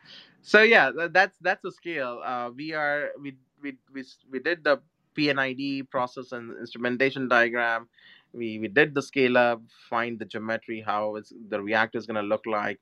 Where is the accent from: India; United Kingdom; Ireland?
India; moved away; my home country india